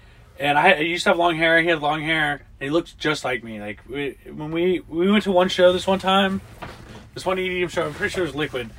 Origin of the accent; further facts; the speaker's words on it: Durham, North Carolina, United States; moved away as an adult; also born or lived in Asheville, North Carolina; before I went on the road trip, I lived in Asheville, North Carolina, and before that, I'm from Durham, North Carolina. So I moved to Asheville, North Carolina